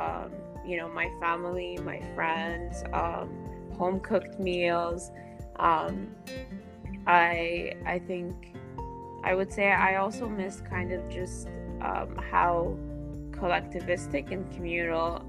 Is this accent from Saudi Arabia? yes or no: yes; Saudi Arabia; moved away as an adult; now in Seattle, United States; I am originally from Saudi Arabia. I'm an international student studying at the University of Washington in Seattle